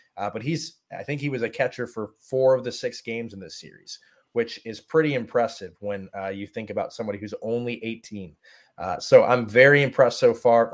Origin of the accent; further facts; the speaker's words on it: Brunswick, Ohio, United States; moved away as an adult; now in Lynchburg, United States; I grew up in Brunswick, Ohio, so about thirty minutes south of Cleveland